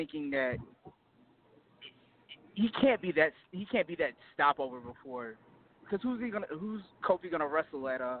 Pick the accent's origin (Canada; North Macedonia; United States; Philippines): United States; Seattle, Washington; now in Louisiana, United States; I was from Seattle, but now I live in Louisiana.